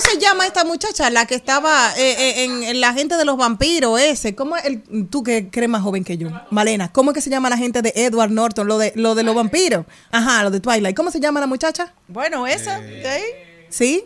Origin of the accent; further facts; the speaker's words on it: Higüey, La Altagracia, Dominican Republic; yo soy de Higüey